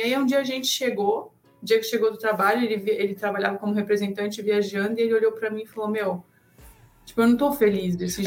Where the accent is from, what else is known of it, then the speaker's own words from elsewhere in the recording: Blumenau, Santa Catarina, Brazil; moved away; a gente é de Santa Catarina, né? Cidadezinha lá de Blumenau, onde tem a Oktoberfest.